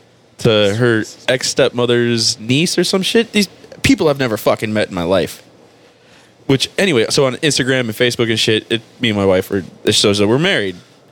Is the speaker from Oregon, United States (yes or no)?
no; Miami, Florida, United States; Because I'm from Miami.